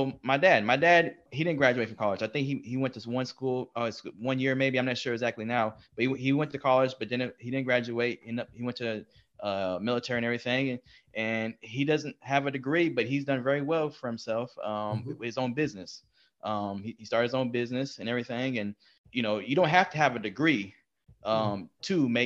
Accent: Texas, United States; We are from Texas

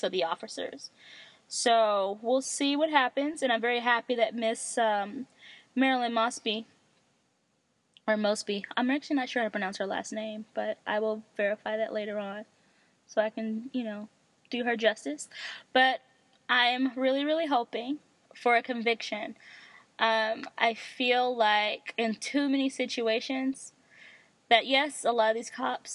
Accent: United States; I'm American.

